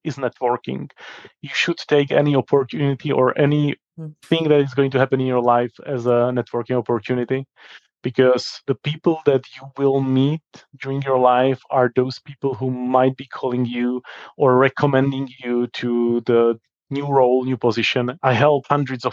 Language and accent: English; Czechia; in my country, Czech Republic